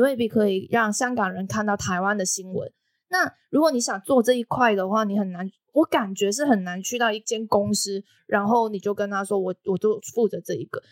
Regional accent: Macau; now in Taiwan; 我是来自澳门的

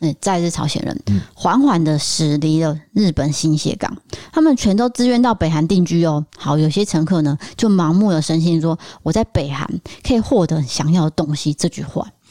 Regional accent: Taiwan; 我们现在台湾已经不会这样啊

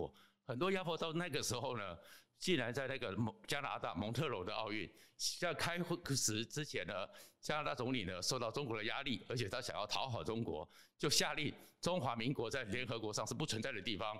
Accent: Taiwan; 这件事情对我们台湾人来讲呢，

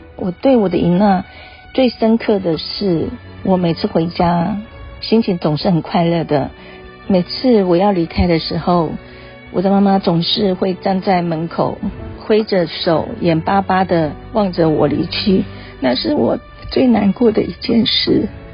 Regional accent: Chenggong, Taitung County, Taiwan; 我是来自台东成功镇都立部落的

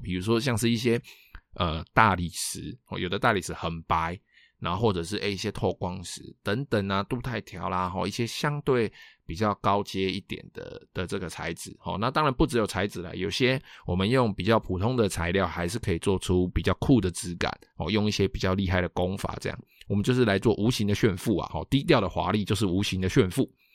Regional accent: Taiwan; 我们台湾人

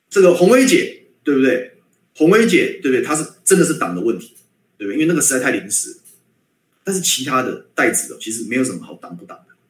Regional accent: Guishan, Taoyuan, Taiwan; 我的家乡

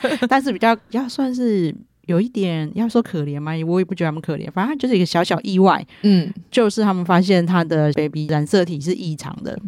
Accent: Taiwan; 我们台湾人

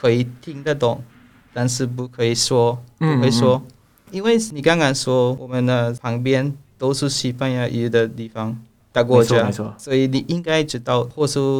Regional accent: Belize; Chinese is a second language; moved away as an adult; now in Taiwan; 啊，我是贝里斯人，而不是比利时啊。

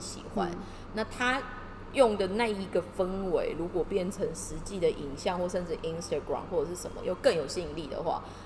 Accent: Kaohsiung, Taiwan; now in Tokyo, Japan; 因为我们又是高雄人嘛

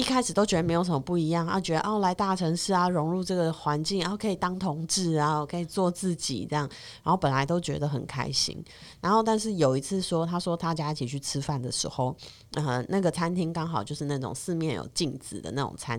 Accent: Taiwan; 我们台湾人怎么会种族歧视？台湾人没有种族歧视。

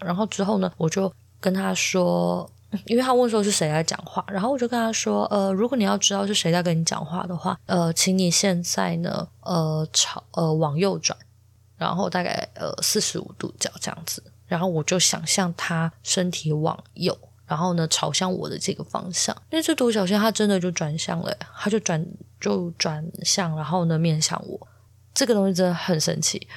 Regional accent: Taichung, Taiwan; 因为我是台中人嘛

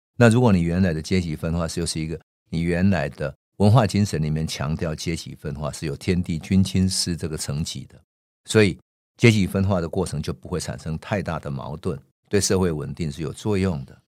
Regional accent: Taiwan; moved away; 我的家乡台湾

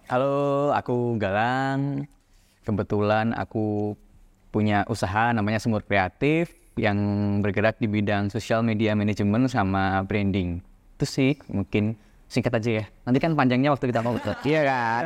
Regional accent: Ambarawa, Central Java, Indonesia; dulu aku lahir tuh di Ambarawa Semarang kan. Nah dari kecil tuh aku tuh siap sore sama pagi tuh terbiasa harus nimba air nih di sumur

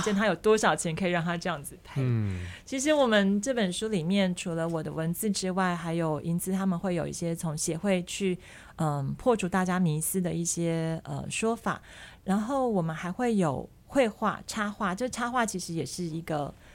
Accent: Taiwan; 因为我自己是从小在眷村长大的

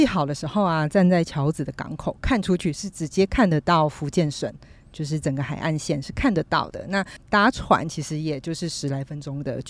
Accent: southern Taiwan, Taiwan; 那其实对于北部的或者是台中，其实是很方便的一个距离，但对于我们南部人来说，真的是有点辛苦哦。

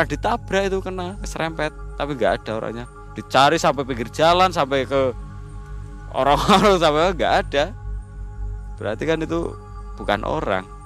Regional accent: Alas Roban, Central Java, Indonesia; itu kejadiannya di mana di sini di kampung saya di alas roban

